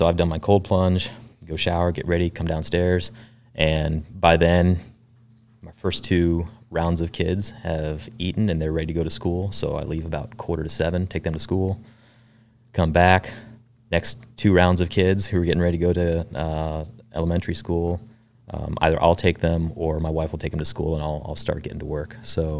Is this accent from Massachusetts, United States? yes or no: no; Lancaster, Pennsylvania, United States; also born or lived in Fort Bragg; I was born there while my dad was going through the Q course. He was a team guy as well.